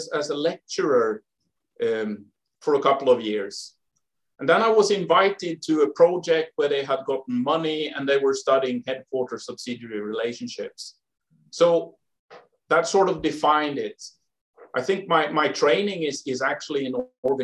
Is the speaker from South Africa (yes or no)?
no; Sweden; moved away; I grew up in the forest, basically. Not middle of Sweden, but south of the middle of Sweden and to the west. In a small town.